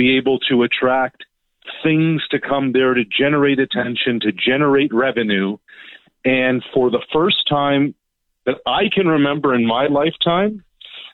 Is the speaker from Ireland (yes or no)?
no; Nova Scotia, Canada; moved away; I grew up in Nova Scotia. I was actually back home just over the weekend